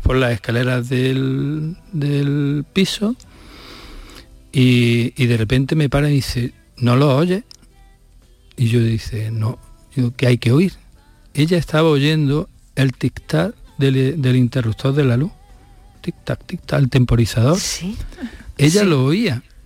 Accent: Córdoba, Andalusia, Spain; yo que vengo de aquí de Córdoba

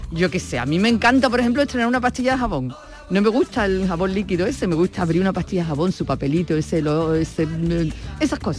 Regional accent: Gilena, Andalusia, Spain; Es de, mi pueblo, de Gilena.

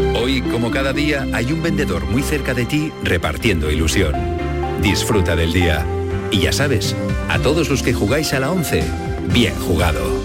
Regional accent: northern Córdoba, Andalusia, Spain; de mi tierra, del norte de Córdoba

